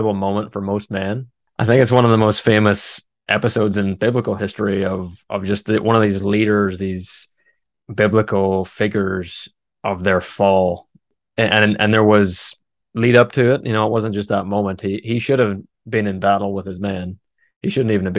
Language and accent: English; Northern Ireland, United Kingdom; moved away; I'm originally from Northern Ireland